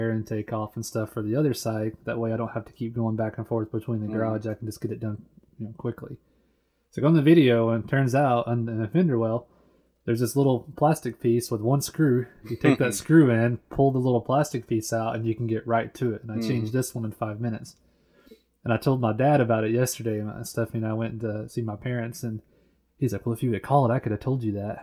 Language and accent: English; United States; I'm from America too